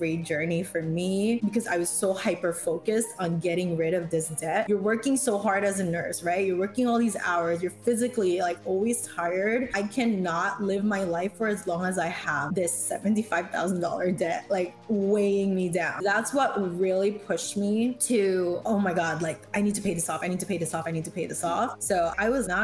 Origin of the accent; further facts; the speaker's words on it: New York, United States; I grew up in New York.